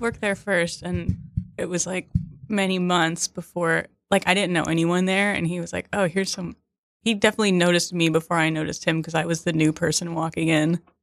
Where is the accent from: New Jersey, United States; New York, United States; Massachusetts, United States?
New Jersey, United States; Hawthorne; also born or lived in Seattle; now in Brooklyn, United States; a little town called Hawthorne.